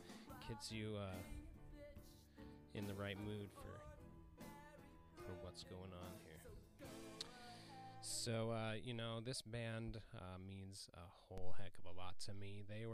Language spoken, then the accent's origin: English; Wyoming, United States; I grew up in Wyoming, so there wasn't a whole lot of acts that I enjoyed that were coming through my town.